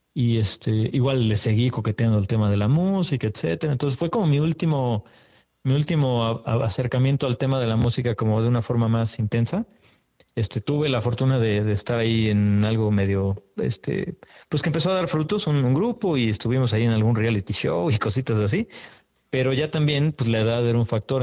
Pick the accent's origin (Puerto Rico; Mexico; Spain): Mexico; Mexico City; yo soy de aquí de la Ciudad de México. Y... Hace unos cuantos ayeres apenas que nací por acá.